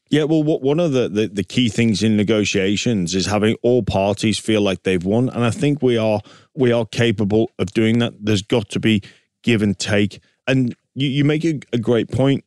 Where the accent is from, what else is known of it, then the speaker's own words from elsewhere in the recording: England, United Kingdom; now in Australia; me, as an Englishman